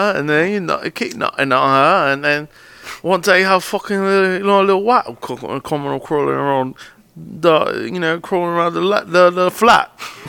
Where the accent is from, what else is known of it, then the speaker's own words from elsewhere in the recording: Englewood, New Jersey, United States; also born or lived in New York; I was born and raised in Englewood, New Jersey, Bergen County. Born and raised out there, grew up there. Family, first generation American.